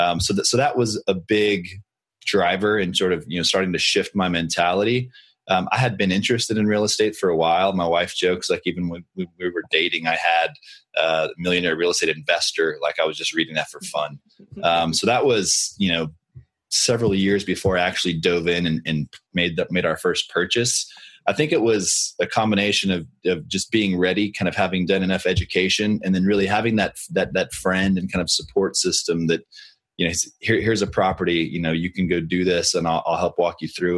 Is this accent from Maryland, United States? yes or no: no; Austin, Texas, United States; I live in Austin, Texas, and I grew up in Austin